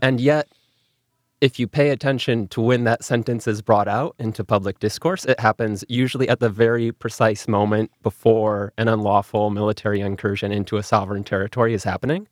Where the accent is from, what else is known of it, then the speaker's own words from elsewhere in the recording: Milwaukee, Wisconsin, United States; first language English; I grew up in Milwaukee in an English language household